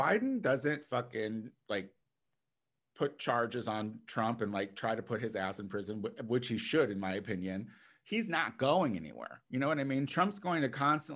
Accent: United States; we as the American people

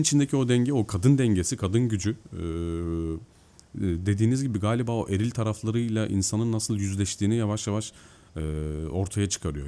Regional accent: Mersin, Turkey; also born or lived in Eskişehir; now in Istanbul, Turkey; Ben normalde Mersin'de doğdum büyüdüm.

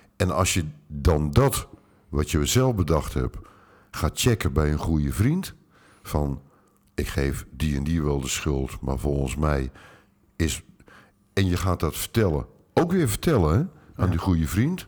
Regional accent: Utrecht, Netherlands; ik ben in Utrecht opgegroeid

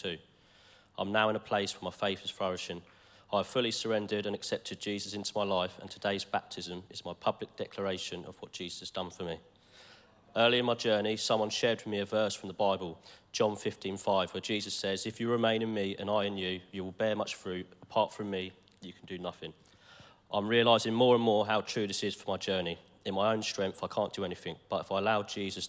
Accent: Eastbourne, South East England, United Kingdom; I was born in Eastbourne

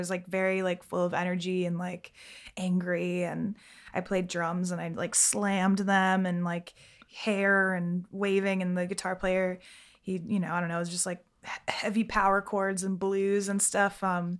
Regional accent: Fort Lauderdale, Florida, United States; No, I'm not. I'm from Florida, Fort Lauderdale. It's like, I didn't really grow up in Fort Lauderdale, but I found myself in Fort Lauderdale. So I feel like that's my home, basically.

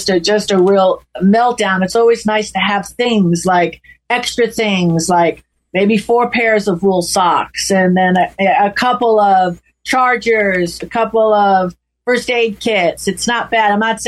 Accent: California, United States; when you were born and raised in California

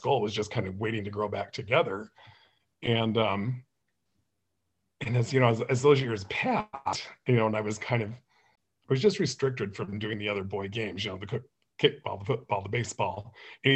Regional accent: Beaver, Utah, United States; moved away; also born or lived in Anchorage, Alaska / Tucson, Arizona / Las Vegas, Nevada / St. George, Utah; I grew up in Beaver, Utah

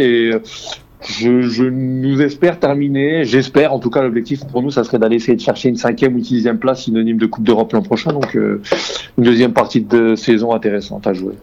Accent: Algeria; On est algérien

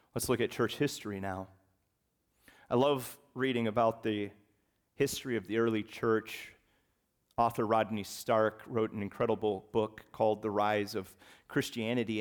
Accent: the North, United States; also born or lived in West Virginia; I left West Virginia at the ripe old age of six months. And I went north, past that Mason-Dixon line, and I was raised in Yankee territory.

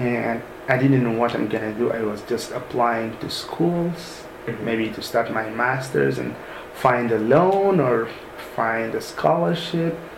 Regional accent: Sudan; moved away as an adult; now in United States; originally I'm from Sudan, mm-hmm. so I studied all my studies in Sudan until the uh, college level.

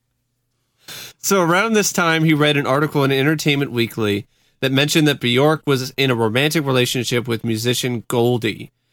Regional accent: Vancouver, Washington, United States; Vancouver, Washington

